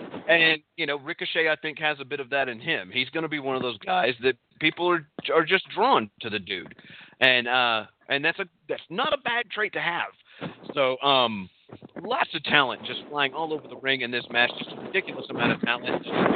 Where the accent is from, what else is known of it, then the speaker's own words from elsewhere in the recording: Texas, United States; accent: Texas; My Texas accent can go a little bit deeper, and I could talk like this.